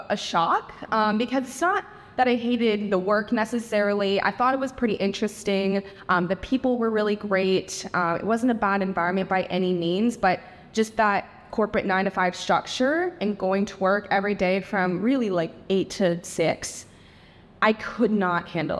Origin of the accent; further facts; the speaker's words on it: Tampa, Florida, United States; moved away as an adult; also born or lived in Netherlands; I grew up in Tampa, Florida